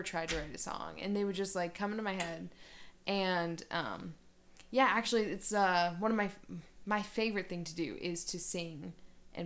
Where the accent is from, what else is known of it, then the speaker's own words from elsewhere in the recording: Cleveland, Ohio, United States; moved away as an adult; now in Denver, United States; I'm from Ohio. I grew up near Cleveland, and I moved out here in August